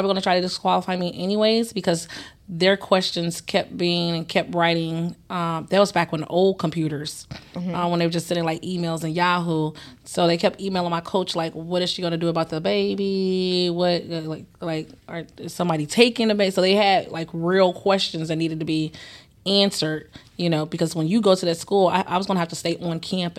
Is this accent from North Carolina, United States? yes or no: no; St. Louis, Missouri, United States; I'm from St. Louis.